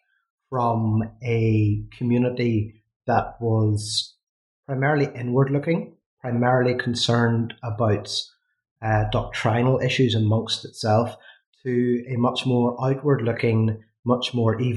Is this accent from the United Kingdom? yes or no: yes; Coleraine, Northern Ireland, United Kingdom; also born or lived in St Andrews, Scotland / Belfast; as you can probably tell from my accent, I'm from Northern Ireland, from a place called Coleraine. And I was educated there